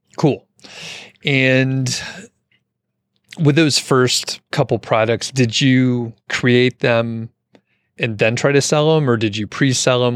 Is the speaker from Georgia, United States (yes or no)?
yes; Atlanta, Georgia, United States; moved away; I'm from the Atlanta area originally, so it just sounds like home to me